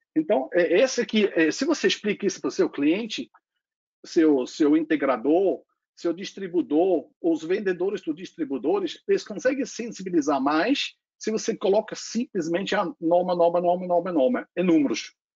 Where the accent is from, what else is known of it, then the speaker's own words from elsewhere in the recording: Switzerland; accent: foreign; Portuguese is a second language; moved away as an adult; now in Brazil; também tem um sotaque estrangeiro. Eu veio muito próximo onde Martin também nasceu, acho que alguns alguns quilometrinhos, né? É da Suíça. Eu nasci lá no perto do da fronteira da a, em, em, fato, eu nasci na fronteira da Áustria com a Alemanha, tem um lago lá chamado Bodensee, Lago Constanz